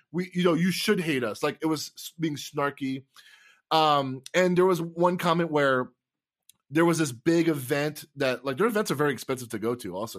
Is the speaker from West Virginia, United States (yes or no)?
no; Tampa, Florida, United States; now in Wisconsin, United States; I'm from Tampa, and I live in Wisconsin